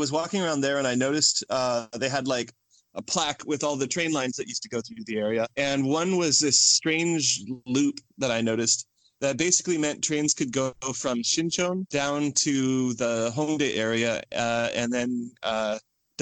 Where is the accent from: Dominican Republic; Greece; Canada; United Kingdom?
Canada; Edmonton, Alberta; now in Korea; my hometown, Edmonton, Canada